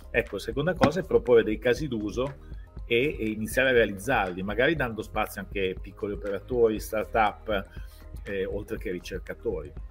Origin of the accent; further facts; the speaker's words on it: Bologna, Emilia-Romagna, Italy; io sono bolognese, ma ho sempre lavorato in aziende e fuori da Bologna